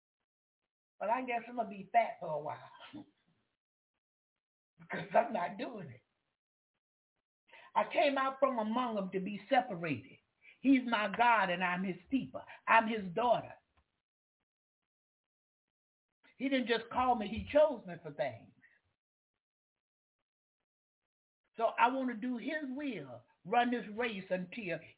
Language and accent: English; the South, United States; I'm from the South